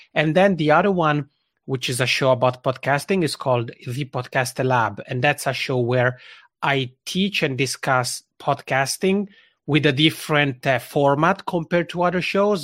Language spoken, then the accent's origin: English; Italian-speaking part of Switzerland, Italian-speaking Switzerland, Switzerland; first language Italian; English is a second language; moved away as an adult; now in Helsinki, Finland; I'm already originally from the Italian speaking part of Switzerland, and that's where this funny accent comes from because Italian is my mother tongue. But I've been living here in Helsinki, Finland for almost eight years.